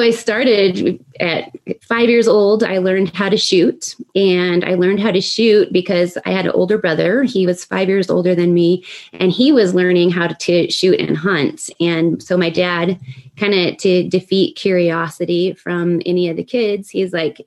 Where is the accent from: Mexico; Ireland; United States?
United States; Pagosa Springs, Colorado; also born or lived in Hawaii; I grew up in Southwest Colorado near Pagosa Springs